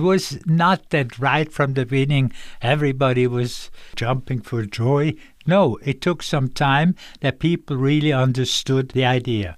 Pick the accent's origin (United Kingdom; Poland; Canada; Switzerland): Switzerland; Dübendorf, Zurich; I grew up in a little place called Dubendorf, but Dubendorf was the first official official airport of Zurich